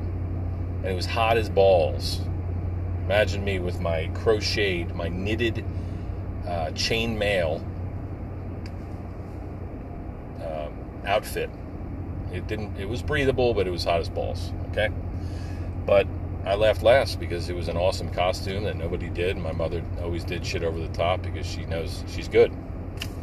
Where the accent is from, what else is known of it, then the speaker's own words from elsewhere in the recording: New Jersey, United States; moved away as an adult; now in Pennsylvania, United States; I grew up in Jersey